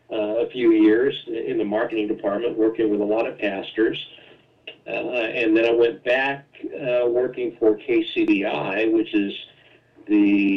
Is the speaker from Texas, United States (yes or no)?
yes; Dallas, Texas, United States; moved away as an adult; also born or lived in Buffalo, New York; and I'm from Dallas area.